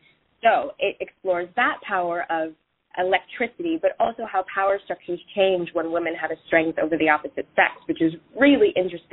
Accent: Hawaii, United States; I grew up in Hawaii

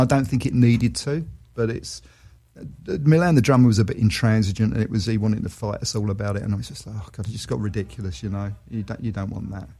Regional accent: London, United Kingdom; moved away as an adult; also born or lived in Australia; I do love London. I'm a Londoner, always will be

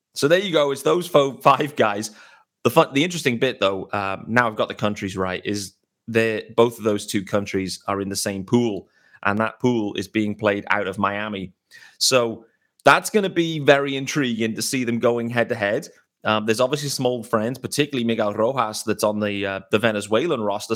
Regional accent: United Kingdom; as a British baseball fan

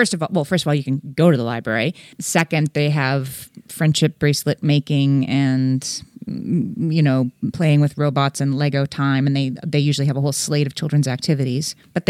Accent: Scranton, Pennsylvania, United States; There's a water park near where I grew up in Scranton, Pennsylvania, that has a very reasonable season pass for people who live there.

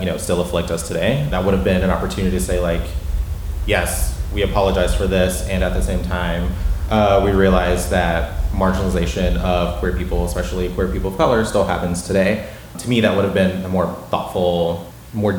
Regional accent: South Carolina, United States; moved away as an adult; now in Washington, D.C., United States; I moved to D.C., I live in D.C., in fall 2016, and I'm from South Carolina

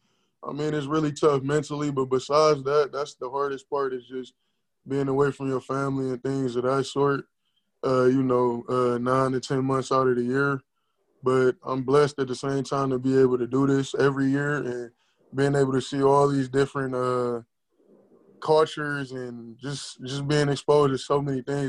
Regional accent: Cleveland, Ohio, United States; also born or lived in Euclid, Ohio; I'm from Cleveland, Ohio

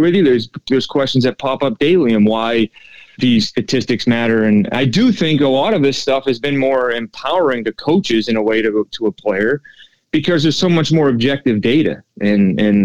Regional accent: New England, United States; growing up in New England

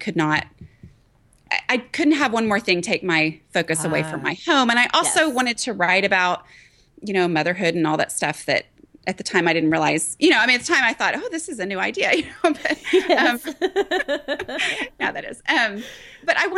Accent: Dallas, Texas, United States; also born or lived in Thailand; I grew up in the Dallas area

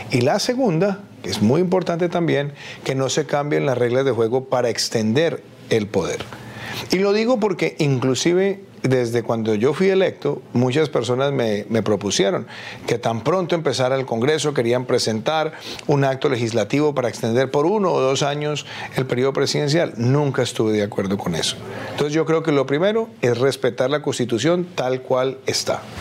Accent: Colombia; como senador en mi país.

